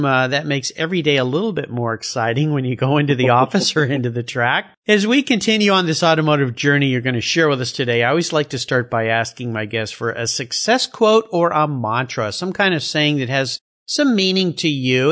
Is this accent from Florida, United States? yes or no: no; Southern California, United States; I grew up in Southern California, and I was a long-haired surf rat.